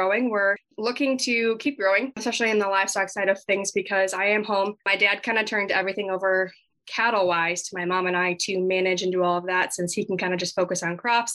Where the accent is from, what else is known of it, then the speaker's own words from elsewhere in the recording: Southwest Minnesota, United States; I was born and raised in Southwest Minnesota. I grew up on my family's farm